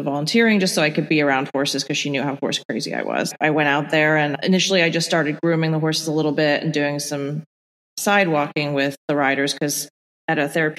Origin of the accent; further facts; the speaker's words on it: Ireland; born there; moved away; also born or lived in Bahamas / England; I was born in Ireland and grew up in a bunch of different places